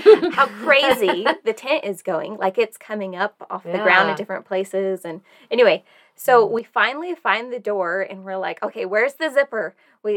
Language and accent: English; Tennessee, United States; I grew up in Tennessee.